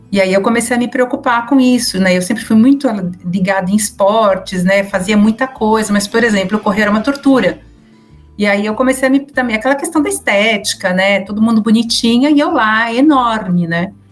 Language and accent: Portuguese; São Paulo, Brazil; eu sou de São Paulo, mas como eu falo outros idiomas, minha, a minha pronúncia acaba sendo bem misturada, tá?